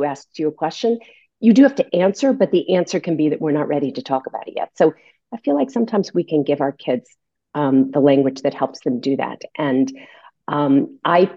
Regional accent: California, United States; I went to the University of California in San Diego because I grew up in California

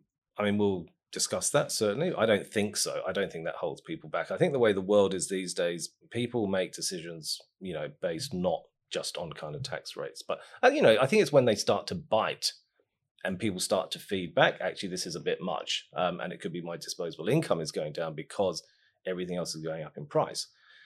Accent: Christchurch, Canterbury, New Zealand; I'm from Pendleton, Ilam.

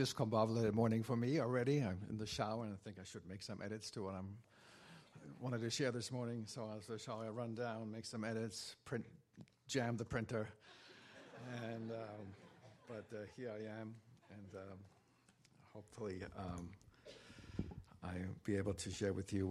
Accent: Germany; growing up in Germany, there are lots of cathedrals

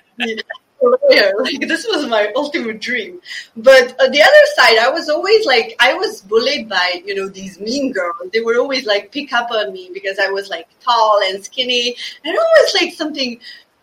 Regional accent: Slovenia; moved away as an adult; also born or lived in Bosnia (parents); now in Stockholm, Sweden; I'm born in Slovenia, a very, very tiny country with 2 million inhabitants, to Bosnian parents

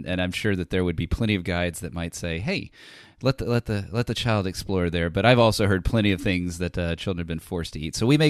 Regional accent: United States; I am an American.

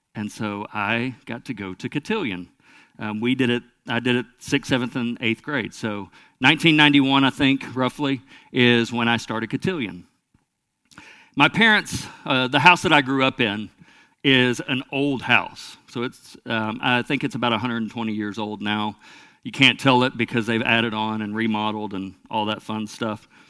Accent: Lone Oak, United States; I was raised in Lone Oak, which is a small town not far from here

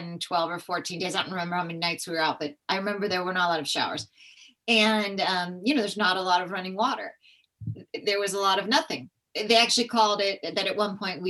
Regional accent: California, United States; I grew up in California.

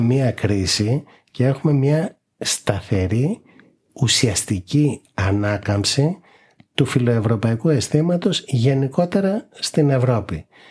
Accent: Greece; εμείς ως Έλληνες

